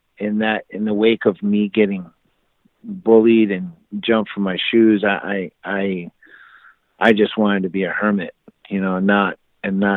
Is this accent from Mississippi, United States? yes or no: no; California, United States; moved away as an adult; also born or lived in Oklahoma; that was 20 miles away from my hometown